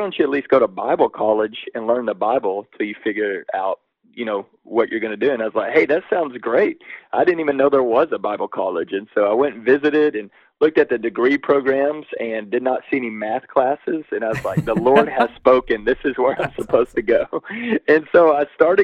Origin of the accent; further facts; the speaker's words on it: Waco, Texas, United States; I grew up in Waco, Texas